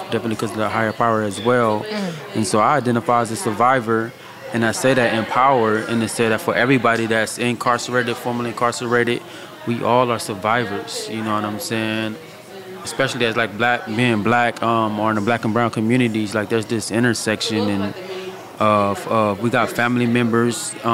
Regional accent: West Coast, United States; I'm from the West Coast

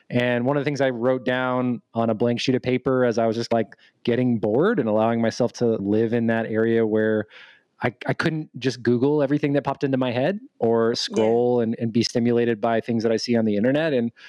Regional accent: Dallas, Texas, United States; I am 32, going on 33 years old, and I am from Dallas, Texas. I wasn't born here, but I moved around a lot when I was younger, so I don't have that Texas accent

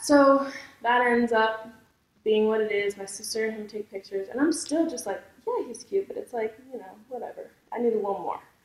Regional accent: Millsboro, Delaware, United States; also born or lived in Milton, Delaware; I'm from Millsboro, which is okay. ten minutes from Milton. Okay. I went to school in Milton, though

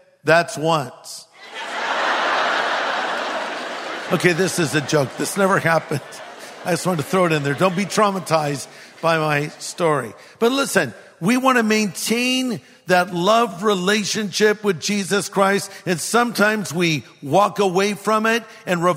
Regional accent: California, United States; I'm from California

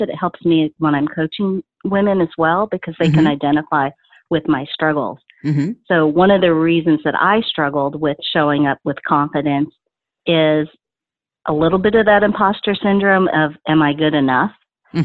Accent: Dallas, Texas, United States; Even when I say Dallas

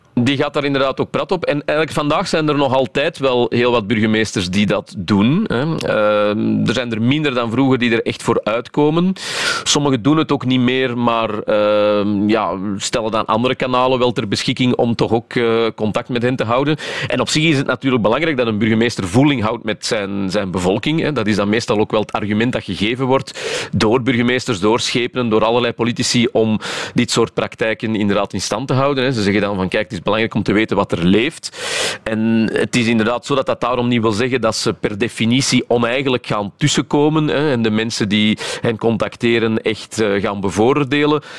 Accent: Flanders, Belgium; wij als Vlamingen

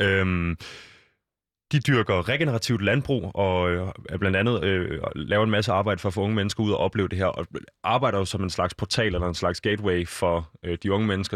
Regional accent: Copenhagen, Capital Region of Denmark, Denmark; jeg er jo fra København

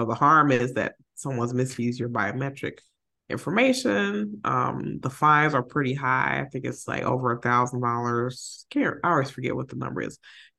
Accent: Chicago, Illinois, United States; maybe I'm just being having my favorites because I'm from Chicago.

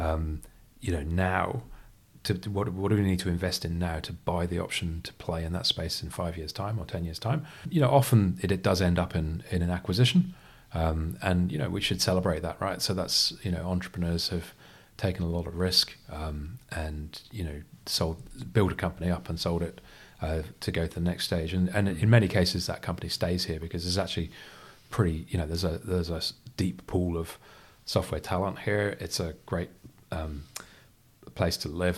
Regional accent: United Kingdom; also born or lived in Freetown, Sierra Leone; I grew up in the, the U K. You can tell from the accent

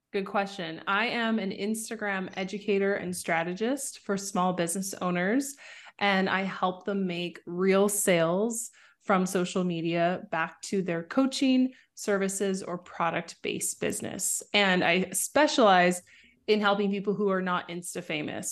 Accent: Vancouver, British Columbia, Canada; I was born in Vancouver, Canada. So, I grew up in the suburbs just outside of Vancouver.

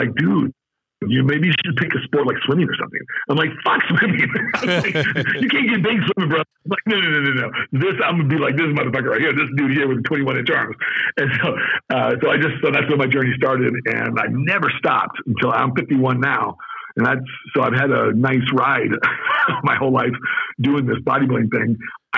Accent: Las Vegas, Nevada, United States; also born or lived in Southern California / Oregon / Pittsburgh / Baltimore; now in Arizona, United States; When I grew up in Vegas, people thought I was Mexican

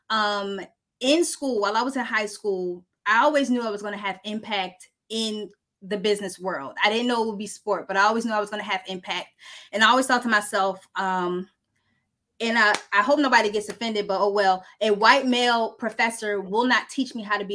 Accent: Delaware, United States; Born and raised in Delaware

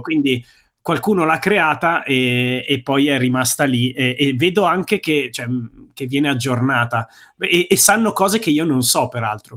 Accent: province of Bergamo, Lombardy, Italy; moved away as an adult; now in Brianza, Italy; io sono bergamasco, sono nato in provincia di Bergamo, sono cresciuto in provincia di Bergamo

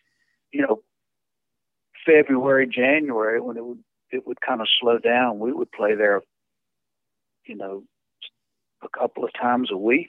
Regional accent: Texas, United States; we're from Texas

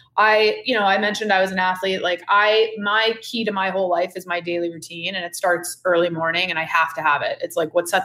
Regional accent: Cape Cod, Massachusetts, United States; now in the Hamptons, United States; I grew up on Cape Cod

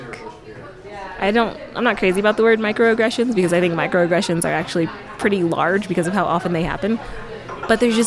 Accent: United States; I grew up in America

